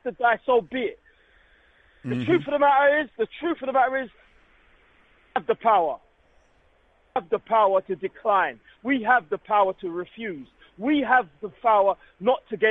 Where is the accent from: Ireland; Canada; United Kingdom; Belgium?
United Kingdom; I live here. I'm born here